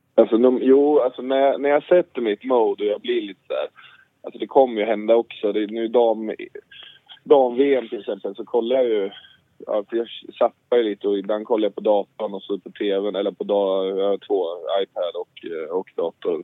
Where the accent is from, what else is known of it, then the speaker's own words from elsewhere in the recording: Gothenburg, Västra Götaland, Sweden; moved away; Jag är hemma i Göteborg